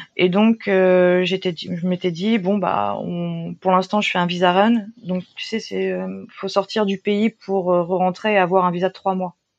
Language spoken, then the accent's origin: French; France; moved away as an adult; also born or lived in Japan; now in Busan, South Korea; je suis française